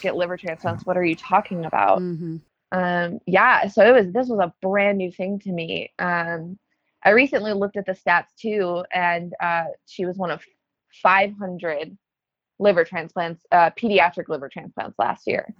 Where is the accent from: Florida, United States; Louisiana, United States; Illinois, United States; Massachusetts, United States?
Illinois, United States; Chicago; also born or lived in Los Angeles; I'm from Chicago. Um, I lived in LA at one point. Went back to Chicago